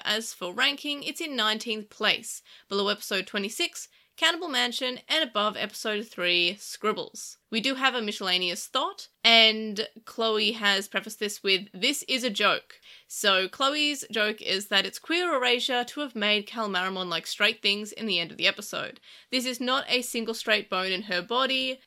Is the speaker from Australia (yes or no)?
yes; Australia; being Australian